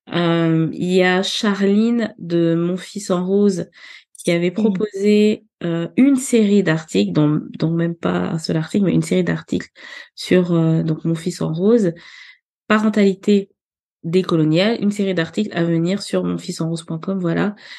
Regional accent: Libreville, Estuaire, Gabon; now in France; moi je suis née euh, à Libreville, euh, j'ai grandi au Gabon

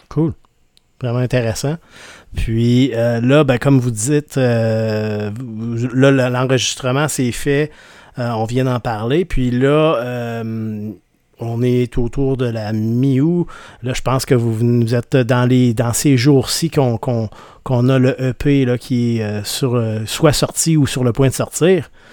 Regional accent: Rimouski, Quebec, Canada; Je viens de Rimouski

